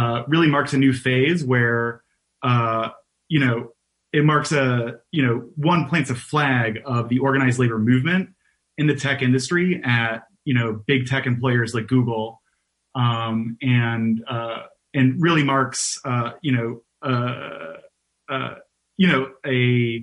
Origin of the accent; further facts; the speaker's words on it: Detroit, Michigan, United States; moved away as an adult; now in New York, United States; I'm not originally from New York. I am originally from Detroit.